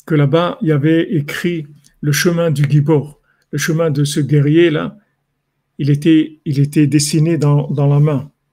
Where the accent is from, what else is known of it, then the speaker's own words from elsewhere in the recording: Morocco; je suis un Marocain